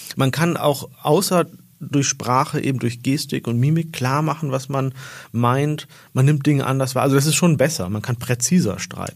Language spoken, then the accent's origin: German; Hollern-Twielenfleth, Lower Saxony, Germany; moved away; also born or lived in Oldenburg / Islamabad / Istanbul / Vienna; Ich bin in Deutschland geboren und in einem Dorf, das Holland-Wielenfleet heißt, in Norddeutschland groß geworden